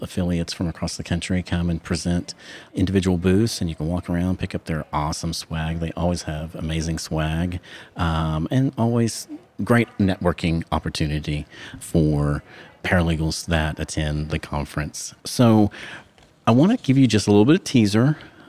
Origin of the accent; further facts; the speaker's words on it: Oklahoma, United States; moved away as an adult; my home state, Oklahoma. It was great getting to see some people I haven't seen in 4 years since I moved away